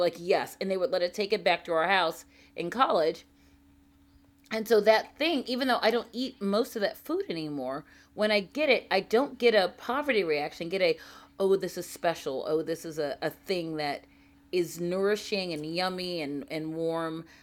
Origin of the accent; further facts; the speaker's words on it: Baltimore, Maryland, United States; also born or lived in Saudi Arabia; growing up in Baltimore